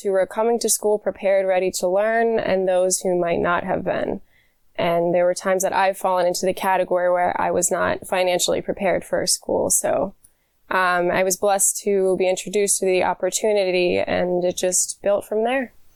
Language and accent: English; York, Pennsylvania, United States; I was born and raised in York, PA